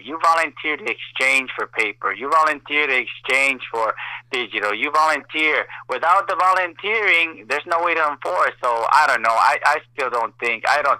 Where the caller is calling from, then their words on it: Corpus Christi, Texas, United States; Corpus Christi, Texas.